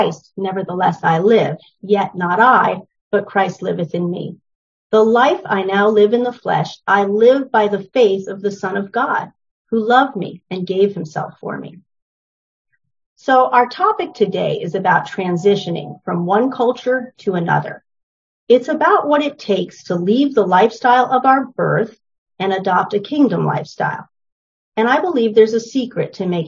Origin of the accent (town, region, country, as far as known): New Hampshire, United States; born or raised there; also born or lived in New York City